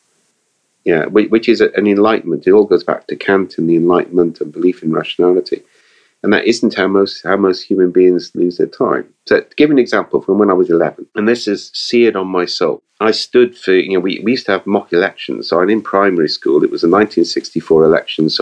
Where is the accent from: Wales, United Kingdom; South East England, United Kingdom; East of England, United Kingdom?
Wales, United Kingdom; we're Welsh.